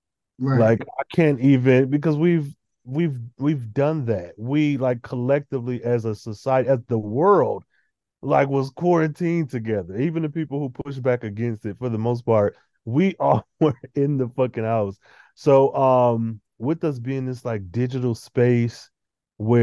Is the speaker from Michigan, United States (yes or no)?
yes; Michigan, United States; I'm from Michigan